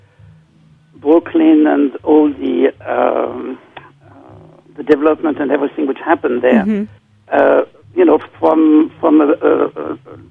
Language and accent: English; France; moved away as an adult; also born or lived in London; now in New York, United States; I grew up in France